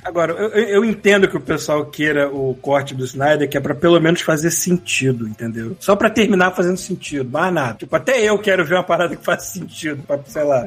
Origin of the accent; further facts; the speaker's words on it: Brazil; se eu virar cidadão canadense, não preciso jogar a brasileira fora